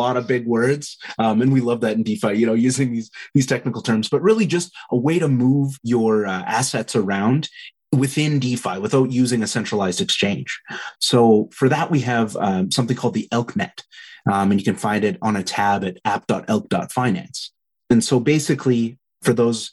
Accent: Southeast Saskatchewan, Canada; now in Calgary, Canada; where I grew up in Southeast Saskatchewan

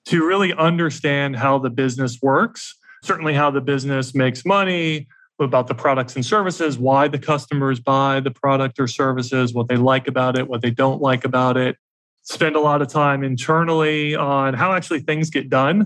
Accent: Atlanta, Georgia, United States; also born or lived in New York City; I'm from the South and from Atlanta. So moved back to Atlanta

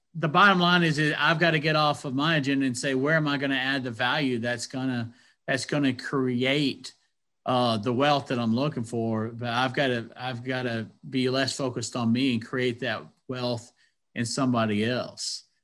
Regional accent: Athens, Georgia, United States; I grew up in Athens, Georgia

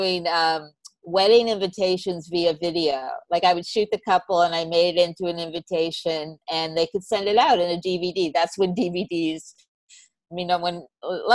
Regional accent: Canada; also born or lived in North Carolina; now in New York, United States; I'm Canadian

